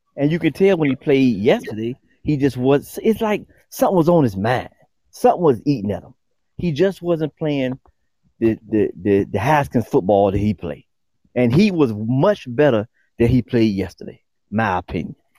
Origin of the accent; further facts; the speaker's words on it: Newport News, Virginia, United States; growing up in Newport News, Virginia